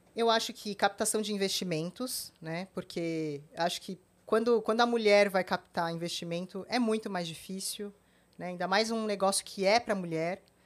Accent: Brazil; Eu sou brasileira

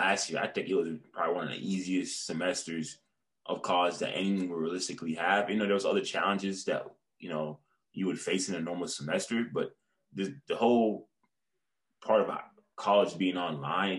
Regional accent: Florida, United States; I'm from Florida

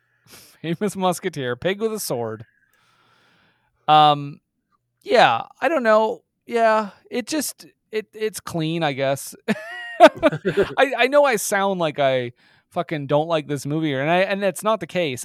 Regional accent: Canada; I am fucking Canadian.

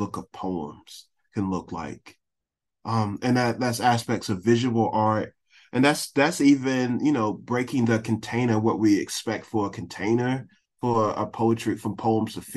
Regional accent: Youngsville, North Carolina, United States; my hometown of Youngsville, North Carolina

